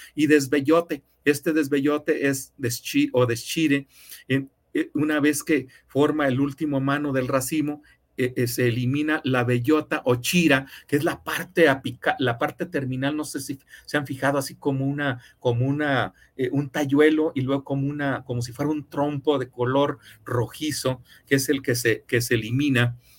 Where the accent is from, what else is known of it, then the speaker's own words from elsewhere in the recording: Mexico; como somos los mexicanos